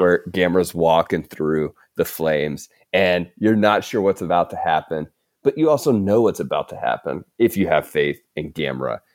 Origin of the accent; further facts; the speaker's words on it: the South, United States; accent: Southern; I could butcher a Southern accent because I'm from the South.